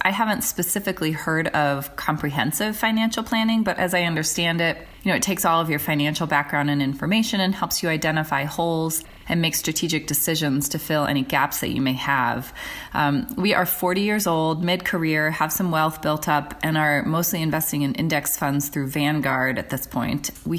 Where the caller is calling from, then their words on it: Denver, Colorado, United States; I'm calling from Denver, Colorado.